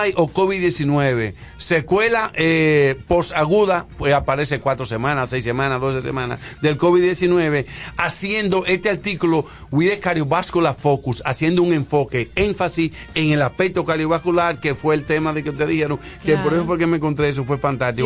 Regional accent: Santiago de los Caballeros, Santiago, Dominican Republic; yo soy de Santiago y en mi época de mi 11, 12 años de edad nosotros fuimos vecinos de, de, la familia de Abreu

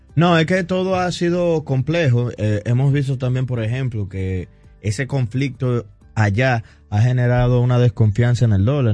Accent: Dominican Republic; nosotros como dominicanos

